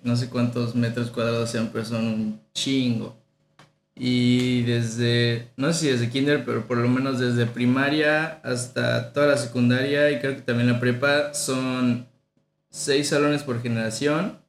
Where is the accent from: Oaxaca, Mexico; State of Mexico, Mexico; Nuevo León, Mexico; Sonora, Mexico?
State of Mexico, Mexico; also born or lived in Tabasco / Tampico; Yo nací en Tabasco y Hermosa, pero mis mis papás y mis dos familias son de Tampico. Okay. Entonces toda mi familia es de Tampico. Y a los tres años me fui al Estado de México y ahí he estado toda mi vida.